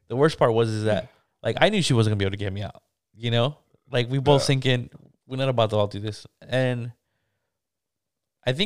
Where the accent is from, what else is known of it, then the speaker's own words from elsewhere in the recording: California, United States; I'm from California